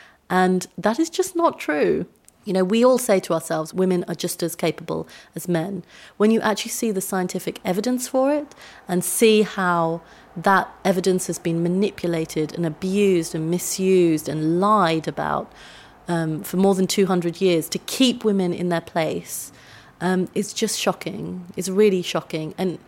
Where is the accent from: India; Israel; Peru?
India; So I grew up in a very white area. I'm Indian.